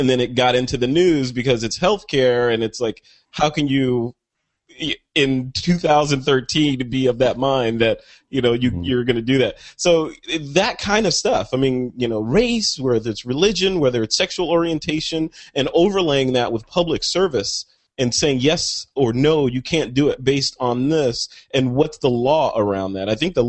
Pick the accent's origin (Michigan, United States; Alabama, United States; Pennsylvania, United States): Michigan, United States; born there; it took place in my home state of Michigan, where I was born.